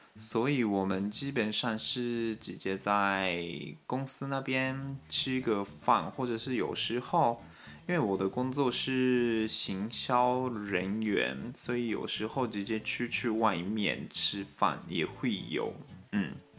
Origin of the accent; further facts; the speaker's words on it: Japan; Chinese is a second language; also born or lived in Taiwan; 我们日本人 都是坐火车去上班